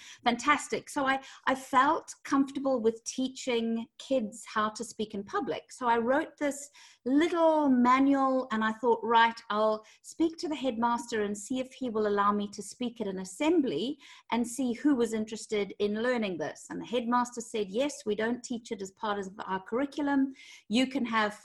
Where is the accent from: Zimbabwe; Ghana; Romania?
Zimbabwe; moved away as an adult; now in London, United Kingdom; I'm originally from Zimbabwe